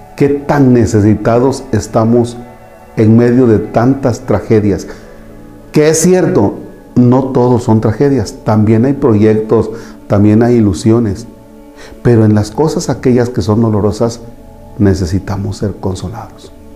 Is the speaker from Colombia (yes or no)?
no; Mexico